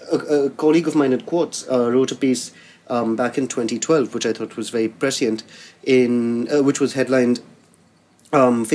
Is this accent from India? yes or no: yes; India; now in London, United Kingdom; as an Indian who lives in London